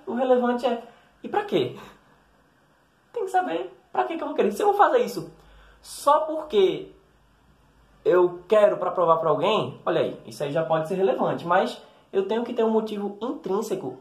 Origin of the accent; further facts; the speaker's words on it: Recife, Pernambuco, Brazil; Eu sou nordestino, como você já deve ter percebido, eu sou do Recife